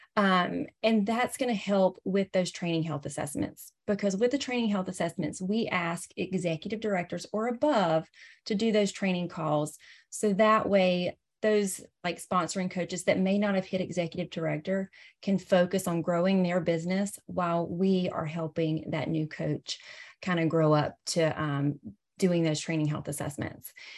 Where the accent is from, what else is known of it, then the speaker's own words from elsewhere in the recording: the South, United States; accent: Southern; I'm from the South, hence my Southern accent